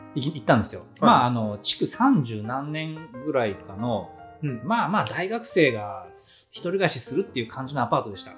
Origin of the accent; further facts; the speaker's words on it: Gifu, Japan; 私、岐阜県人じゃないですか